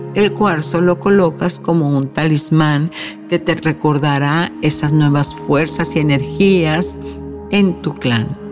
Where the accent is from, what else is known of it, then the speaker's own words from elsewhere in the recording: Mexico; México, mi país de origen